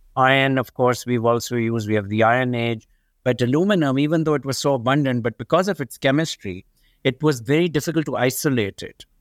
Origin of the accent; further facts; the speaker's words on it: Pakistan; moved away as an adult; now in United States; I grew up in Pakistan, in a developing country